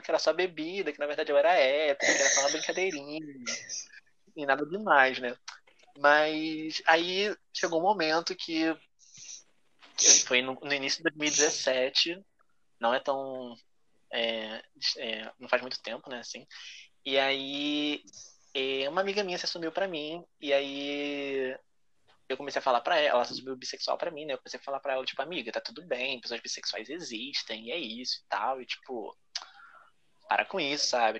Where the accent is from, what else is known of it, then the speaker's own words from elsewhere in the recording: Rio de Janeiro, Brazil; sou do Rio de Janeiro